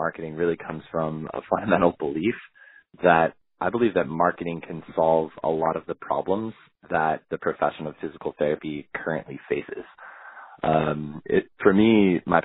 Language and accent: English; Los Angeles, California, United States; moved away as an adult; now in Washington, D.C., United States; I'm originally from Los Angeles